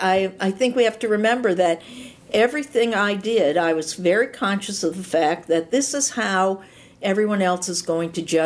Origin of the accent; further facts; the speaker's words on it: Cleveland, Ohio, United States; I'm from Cleveland.